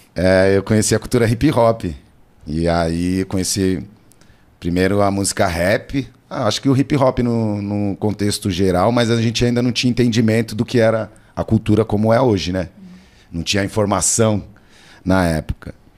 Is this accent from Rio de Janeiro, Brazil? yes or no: no; São Paulo, Brazil; eu sou cria da Zona Sul, sabe? Nasci e me criei, moro na Zona Sul